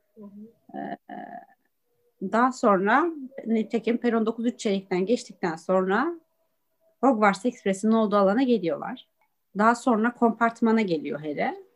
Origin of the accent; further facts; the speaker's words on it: Çorum Province, Turkey; Biz Çorumluyuz.